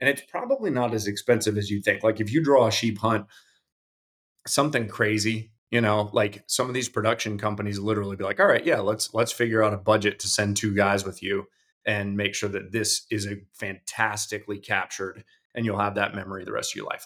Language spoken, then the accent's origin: English; Colorado, United States; moved away; also born or lived in Davidson County; I grew up in Colorado